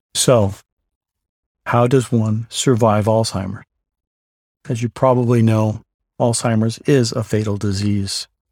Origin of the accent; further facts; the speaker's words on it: New York City, New York, United States; also born or lived in Southern California; now in Gilbert, United States; I was born in the Bronx, New York